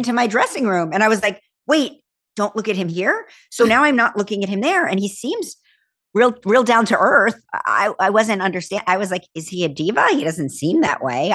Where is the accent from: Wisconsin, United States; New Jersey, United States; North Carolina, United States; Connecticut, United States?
New Jersey, United States; Berlin; I was from Berlin, New Jersey